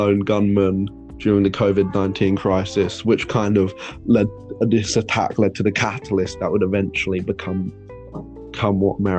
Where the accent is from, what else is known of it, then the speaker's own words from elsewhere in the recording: United Kingdom; But we were like, because we're British, we need to be ruled. We can't rule ourselves.